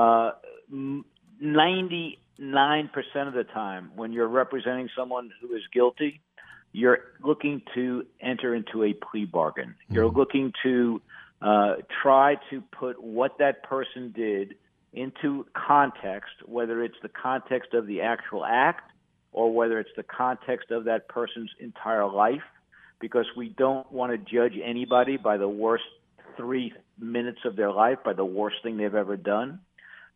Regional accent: New York, United States; moved away as an adult; now in North Carolina, United States; I wasn't born here in North Carolina. I was born in New York, but, mm-hmm. you know, I've been down here since 1978

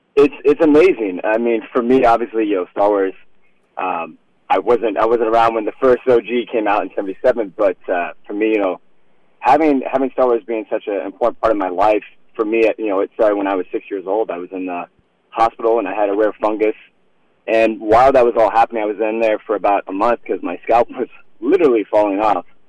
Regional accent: Iowa, United States; I grew up in Iowa, and I had uh, I grew up on an exotic farm.

